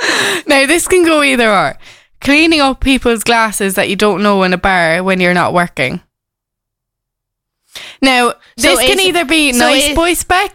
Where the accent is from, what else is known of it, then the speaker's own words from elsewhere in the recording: Cork, Munster, Ireland; accent: Cork; also born or lived in Kerry; there's people from different counties out making fun of my Cork accent.